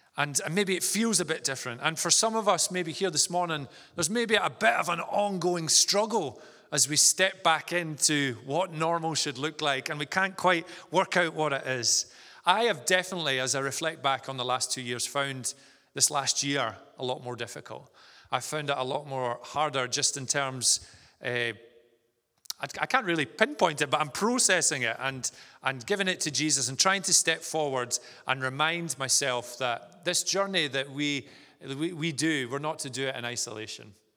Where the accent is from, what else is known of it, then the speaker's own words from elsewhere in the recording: Vale of Leven, Scotland, United Kingdom; moved away as an adult; also born or lived in Stirling; now in Inverness, United Kingdom; I'm from the Vale of Leven, so not too far from here, and, uh, spent most of my, uh, childhood growing up there